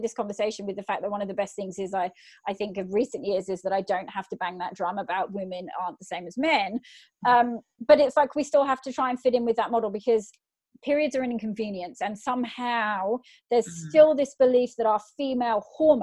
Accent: England, United Kingdom; now in Australia; I'm from England originally

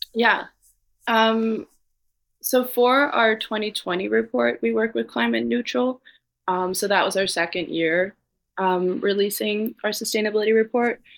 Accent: Copenhagen, Capital Region of Denmark, Denmark; moved away as an adult; now in New York City, United States; growing up in Copenhagen where everyone bikes

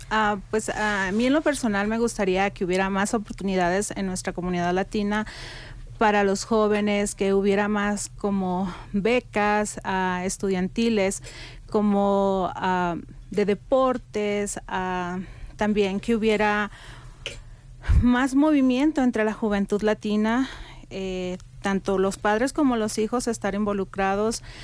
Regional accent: Mexico; moved away as an adult; now in Telluride, United States; emigré aquí a los Estados Unidos desde el 2010, soy mexicana

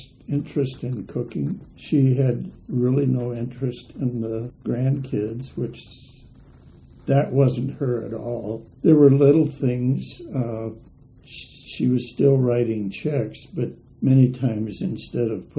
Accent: West Point, Nebraska, United States; also born or lived in Lincoln, Nebraska; I was born in West Point, Nebraska, Christmas Day, 1933, and small high school, grade school, high school

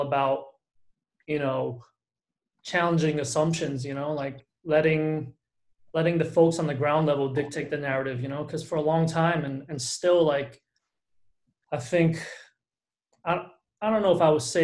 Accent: New York City, New York, United States; moved away as an adult; now in Napa, United States; as an Asian American growing up in the Bronx

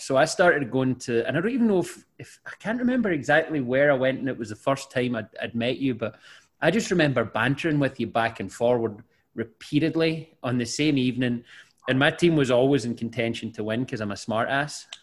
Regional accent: Scotland, United Kingdom

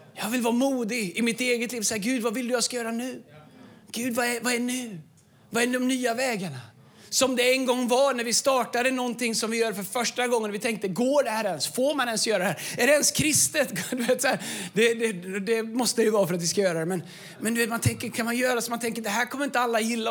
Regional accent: Tidaholm, Västra Götaland, Sweden; moved away; also born or lived in Falköping; Jag kom från Tidaholm. Jag nästan aldrig varit utanför 70-skyltarna

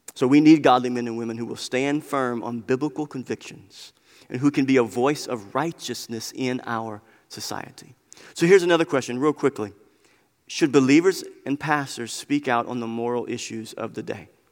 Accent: United States; we are Christians living in America

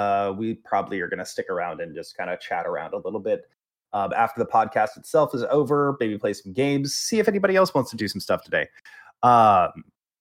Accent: the South, United States; I was raised in the South.

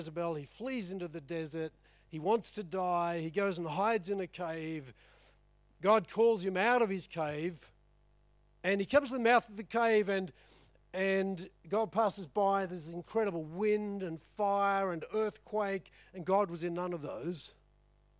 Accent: Chinchilla, Queensland, Australia; I grew up in Chinchilla, my dad ran an electrical business. We're the first TV in town

